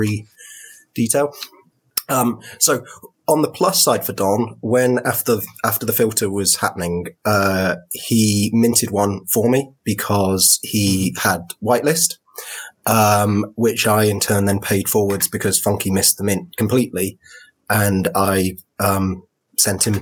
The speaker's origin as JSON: {"language": "English", "country": "United Kingdom", "said": "as a Brit, because like every British polite bone in my body"}